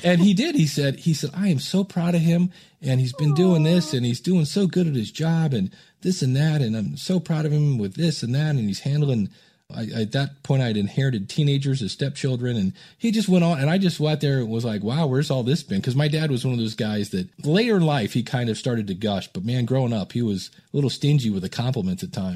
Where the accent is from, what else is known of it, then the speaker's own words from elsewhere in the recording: Akron, Ohio, United States; also born or lived in Cleveland, Ohio; I grew up in Akron, Ohio